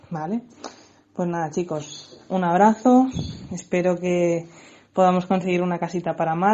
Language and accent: Spanish; Vila-seca, Catalonia, Spain; de Probat Vilaseca, la asociación de gatos de nuestro pueblo, Vilaseca.